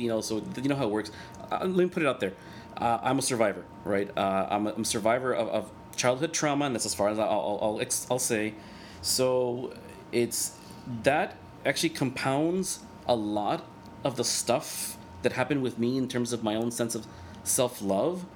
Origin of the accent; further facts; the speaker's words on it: El Salvador; first language Spanish; English is a second language; moved away; Salvador because that's where I'm from